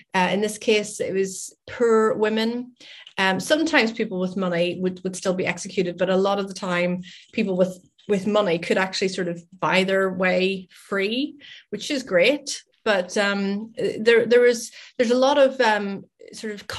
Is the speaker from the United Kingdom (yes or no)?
yes; Northern Ireland, United Kingdom; moved away as an adult; now in Scotland, United Kingdom; I live in Scotland, but I'm originally from Northern Ireland, hence my accent.